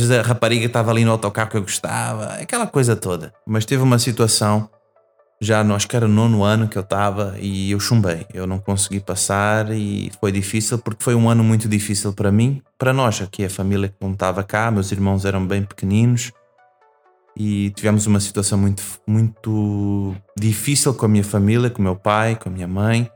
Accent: Portugal; Eu vim para Portugal quando era bebê, não é? Criança. E eu cresci uh, aqui. Então a minha adolescência foi aqui em Portugal.

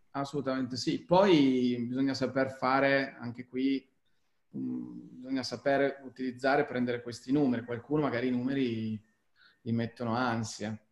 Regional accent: Turin, Piedmont, Italy; sono torinese

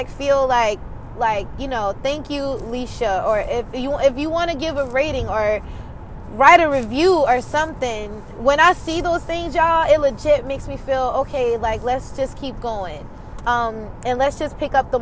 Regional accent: South Carolina, United States; I'm from South Carolina and I'm from a rural area, and I don't know, I'm just a small town girl

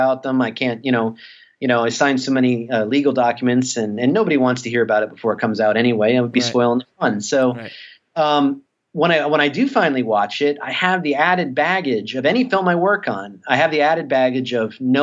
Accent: South Florida, United States; I'm an East Coaster, you know, I'm from South Florida

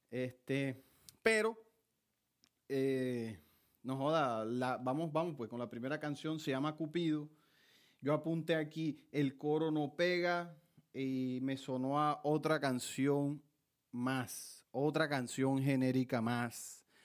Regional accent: Montelíbano, Córdoba, Colombia; soy de Montelíbano, Córdoba

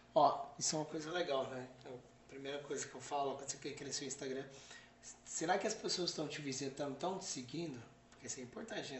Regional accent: Brazil; sou do Brasil

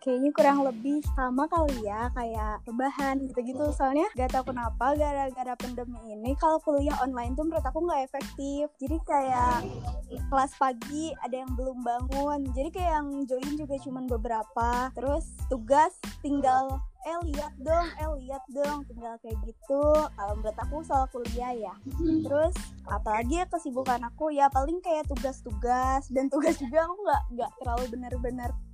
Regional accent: Bandung, West Java, Indonesia; also born or lived in Karawang; aku orang Bandung

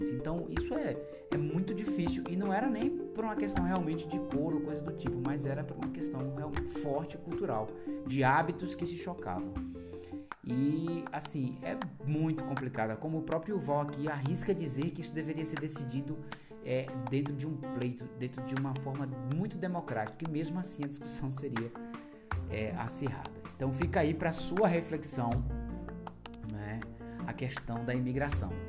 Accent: Brazil; Eu mesmo tive conflito direto com russos né? por causa disso, porque eu tinha o meu hábito, como brasileiro a gente é muito mais, eu diria assim, aberto, muito mais tranquilo.

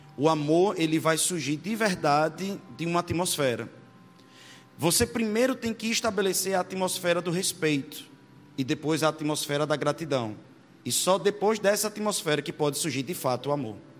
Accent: Itabaiana, Sergipe, Brazil; sou de Itabaiana, Sergipe

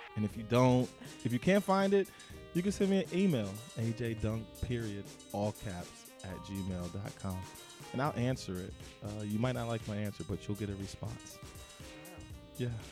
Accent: New Jersey, United States; I'm from New Jersey.

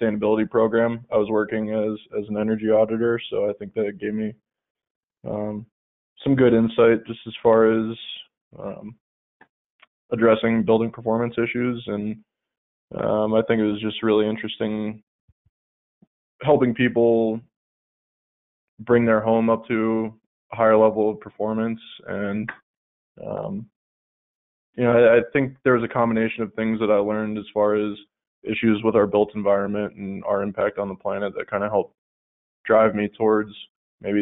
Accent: Pennsylvania, United States; moved away as an adult; now in Colorado, United States; I am originally from Pennsylvania

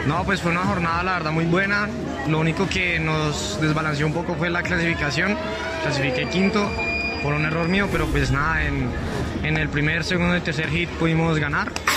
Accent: Colombia; como colombiano

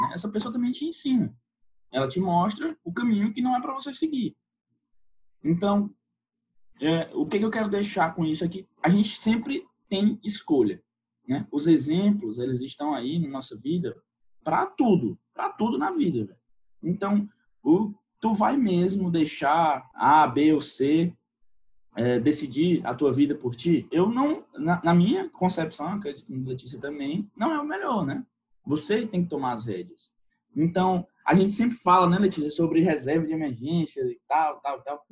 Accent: Teresina, Piauí, Brazil; eu sou do Piauí, sou da capital do Piauí

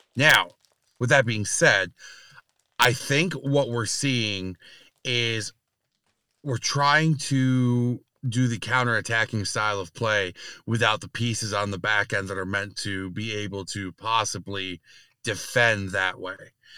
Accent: New York, United States; being a New Yorker

